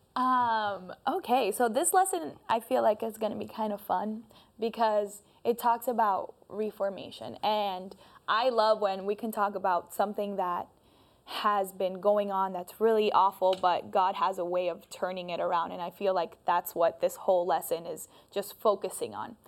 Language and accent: English; Colombia; moved away; I am also from Colombia